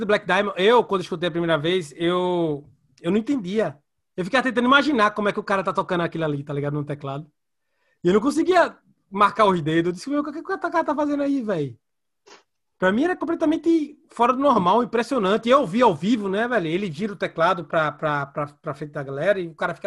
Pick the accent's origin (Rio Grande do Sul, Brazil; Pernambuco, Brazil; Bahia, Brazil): Pernambuco, Brazil; Recife; eu de Recife